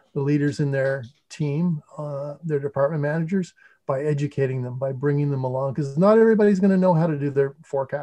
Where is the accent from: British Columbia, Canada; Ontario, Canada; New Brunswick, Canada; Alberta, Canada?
New Brunswick, Canada; St. Andrews; I'm originally from New Brunswick, which is a province in Eastern Canada, not to be confused with New Brunswick, New Jersey, or Brunswick, Maine. Yeah. but I grew up in a town called St. Andrews